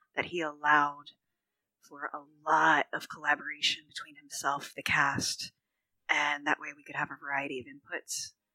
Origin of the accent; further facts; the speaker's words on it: Philadelphia, Pennsylvania, United States; moved away as an adult; also born or lived in Texas / Maryland; now in Sulaymaniyah, Iraq; I returned to my hometown of Philadelphia for a couple years